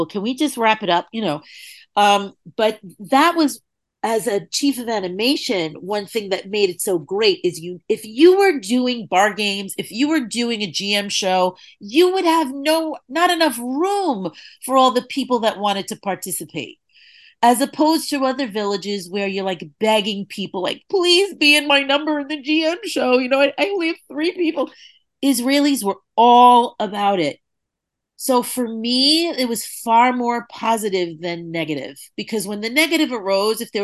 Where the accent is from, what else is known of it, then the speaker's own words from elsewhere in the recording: New York City, New York, United States; I grew up in New York City, you know, riding the subways in the late 70s, early 80s